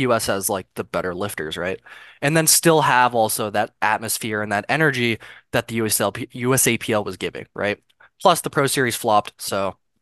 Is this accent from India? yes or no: no; Canada; I'm Canadian